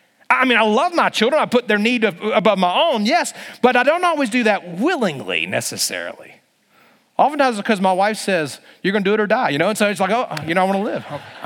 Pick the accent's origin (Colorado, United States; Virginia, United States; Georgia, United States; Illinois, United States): Virginia, United States; But I grew up in Bible Belt, Virginia.